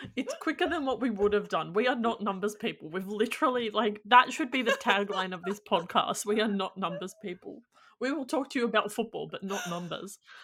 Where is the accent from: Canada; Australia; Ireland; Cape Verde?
Australia; as an Australian